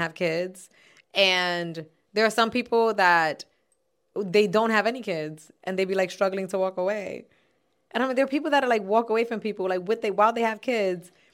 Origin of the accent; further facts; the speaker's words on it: New York City, New York, United States; I'm from Castle Hill